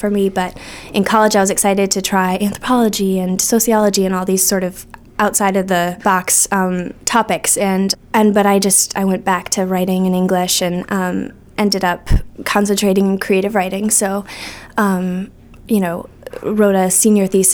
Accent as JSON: {"language": "English", "area": "Chautauqua Lake", "region": "Western New York", "country": "United States", "tie": "born or raised there", "moved": "as an adult", "lives_now": "Portland, United States", "said": "I'm from Western New York. I grew up on Chautauqua Lake"}